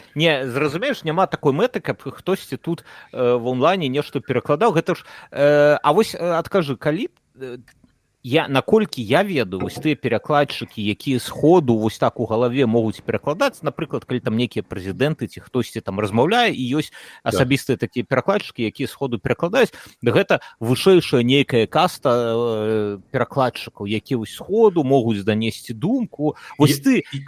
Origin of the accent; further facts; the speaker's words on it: Belarus; moved away; also born or lived in Warsaw; мы беларусы